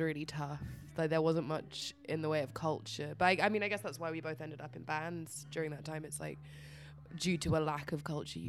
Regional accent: Iceland; I'm from Iceland

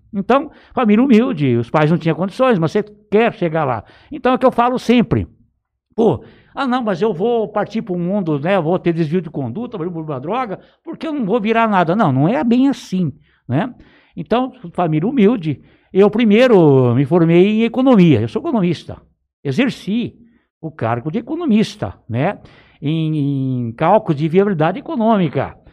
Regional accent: Palmeira d'Oeste, São Paulo, Brazil; also born or lived in Olímpia; eu nasci na cidade de Olímpia, mas eu vim muito pequeno pra região de Palmeira do Oeste. Eu sou filho, praticamente, de me considero filho de Palmeira do Oeste

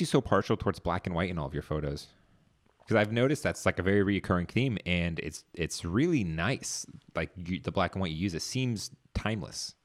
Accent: Northern Virginia, United States; I'm from Northern Virginia. Grew up in this area.

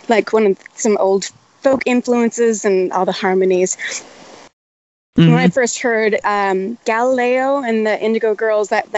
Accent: Minnesota, United States; now in Austin, United States; I'm originally from Minnesota, up where you're at right now

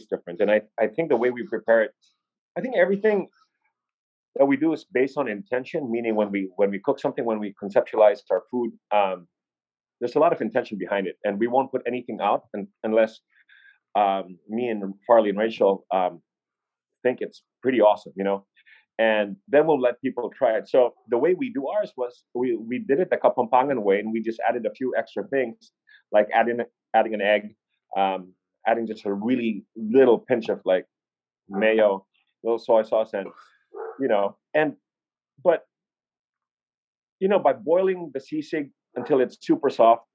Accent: Jakarta, Indonesia; now in Cebu, Philippines; I was raised in Indonesia, in Jakarta

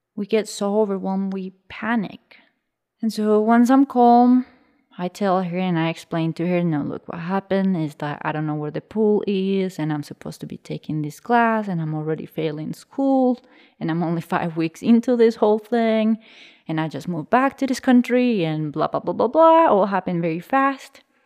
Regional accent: Colombia; I was born in Colombia in the 90s. I was born in a region northwest of the country very close to the limits to Panama

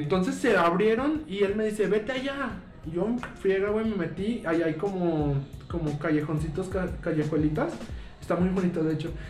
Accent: Lagos de Moreno, Jalisco, Mexico; now in Guadalajara, Mexico; Yo vengo de Lagos de Moreno, Jalisco, que esta parte está en los Altos de Jalisco

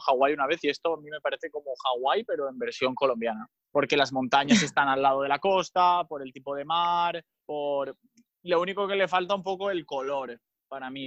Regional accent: Mallorca, Balearic Islands, Spain; tengo 27 años también, ah, del 1992, y soy de Mallorca

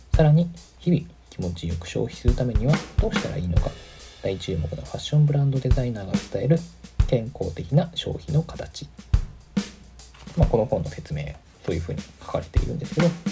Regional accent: Musashimurayama, Tokyo, Japan; 僕東京出身なんですけど

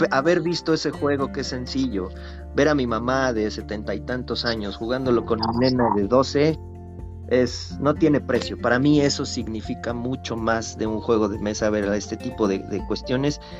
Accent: Guadalajara, Jalisco, Mexico; Güey, vengo de Guadalajara, güey, así que ya sabes que allá es donde...

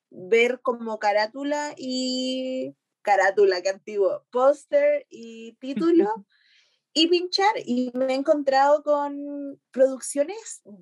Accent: Chile; Ah, estoy como, mm, como actriz chilena

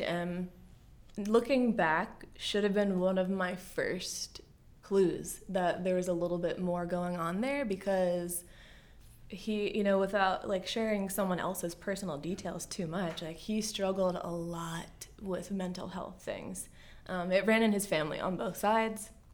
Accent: Bel Air, Maryland, United States; also born or lived in South Jersey; I was born in South Jersey, and my family moved to Bel Air, Maryland, just in time for me to start kindergarten

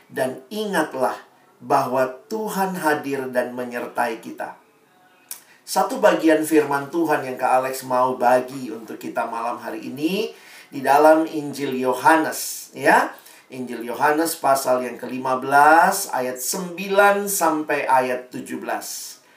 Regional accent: Makassar, South Sulawesi, Indonesia; Saya dulu lahir besar di Makassar, dan itu memang buat kita di timur seringkali sulit ya, jaringan dan seterusnya.

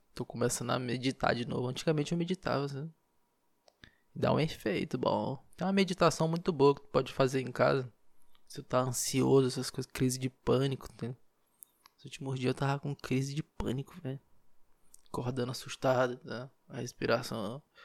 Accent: Marabá, Pará, Brazil; now in Belém, Brazil; Marabá, lá onde eu nasci, interior

